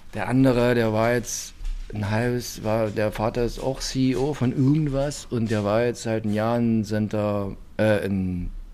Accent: Karl-Marx-Stadt District, today Saxony, Germany; Ich bin noch nicht aus Sachsen, ich bin aus dem Bezirk Karl-Marx-Stadt

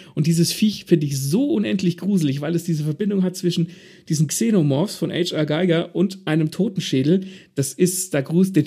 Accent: Germany; bei uns in Deutschland, weil wir Deutschen

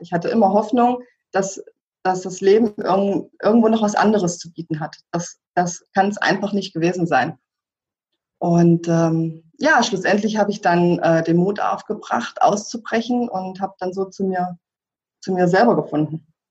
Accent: former East Germany, Germany; moved away as an adult; ich selbst komme aus der ehemaligen DDR

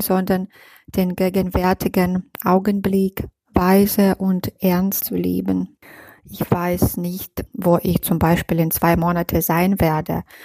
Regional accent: Minsk, Belarus; German is a second language; moved away as an adult; now in Munich, Germany; meinem Heimatland Belarus

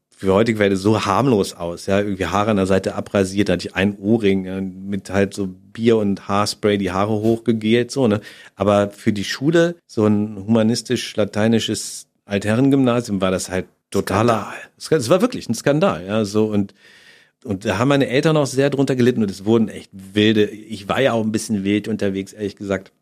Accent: Germany

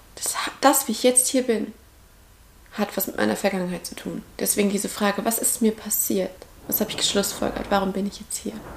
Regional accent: Central Hesse, Germany; now in Heidelberg area, Germany; ich komme aus Mittelhessen

